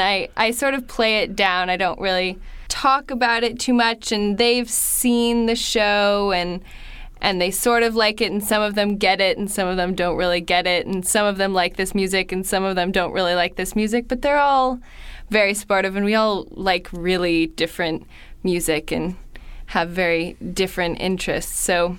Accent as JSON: {"language": "English", "town": "San Francisco", "region": "California", "country": "United States", "said": "I'm from San Francisco."}